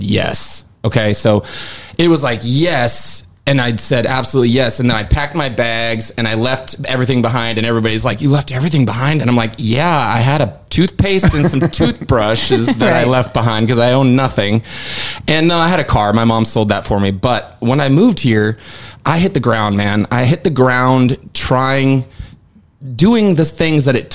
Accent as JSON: {"language": "English", "town": "Seattle", "region": "Washington", "country": "United States", "moved": "as an adult", "lives_now": "Nashville, United States", "said": "I'm from the Seattle area"}